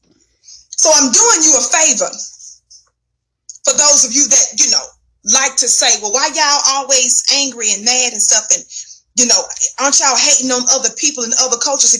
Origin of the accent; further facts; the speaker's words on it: the South, United States; I'm from the South. So in the South, we call them what? Fly swatters